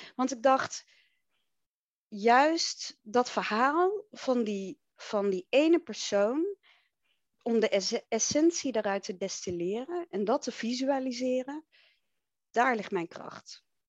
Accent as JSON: {"language": "Dutch", "town": "Enschede", "region": "Overijssel", "country": "Netherlands", "tie": "born or raised there", "said": "Ik ben opgegroeid in Enschede, in het oosten des lands."}